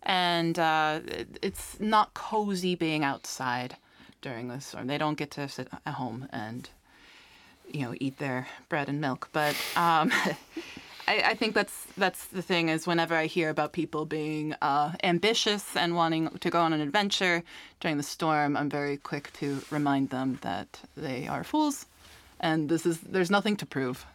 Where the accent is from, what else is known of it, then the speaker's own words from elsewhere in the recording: United States; now in Iceland; growing up in the States